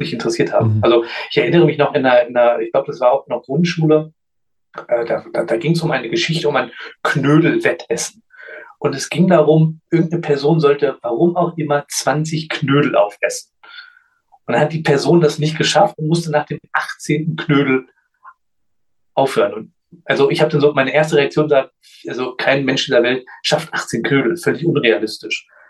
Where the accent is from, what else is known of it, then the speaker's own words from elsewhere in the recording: Göttingen, Lower Saxony, Germany; ich bin in Göttingen geboren und aufgewachsen